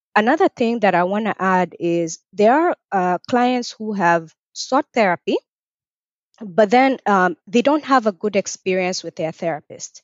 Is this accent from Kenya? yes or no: yes; Kenya; also born or lived in North Carolina, United States / Nebraska, United States / Atlanta, Georgia, United States; now in Richmond, Virginia, United States; I'm also originally from Kenya. I was born in Kenya and I moved to the U S in two thousand and four.